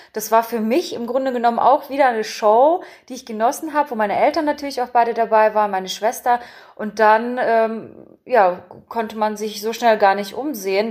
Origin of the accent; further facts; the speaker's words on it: Saxony-Anhalt, Germany; also born or lived in Berlin / North Rhine-Westphalia; dann mein Hauptwohnsitz, wo ich aufgewachsen bin, wo ich auch dann angefangen habe, nach Berlin jedes Mal zu pendeln, war Sachsen-Anhalt